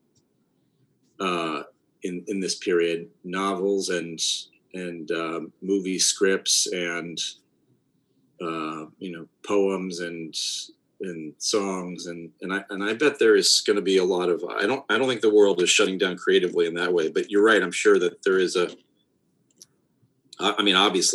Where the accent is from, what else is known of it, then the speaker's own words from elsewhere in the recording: Ohio, United States; we grew up in Ohio